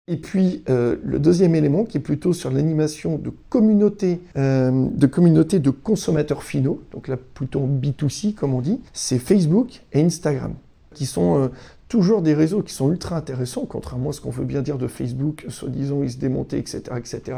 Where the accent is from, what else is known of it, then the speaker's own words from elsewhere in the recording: Breton, Brittany, France; on est breton